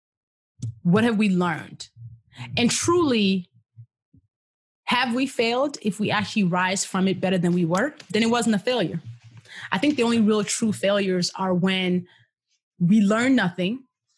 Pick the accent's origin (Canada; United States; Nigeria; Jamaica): Nigeria; moved away; born and raised in Nigeria